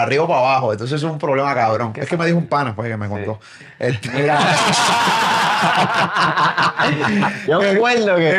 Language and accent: Spanish; Puerto Rico; soy de Puerto Rico